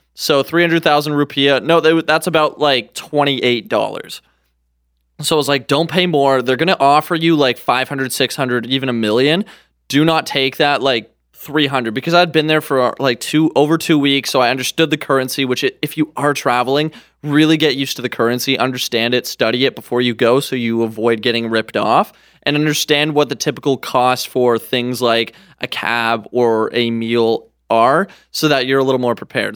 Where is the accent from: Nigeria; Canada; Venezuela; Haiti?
Canada; as a Canadian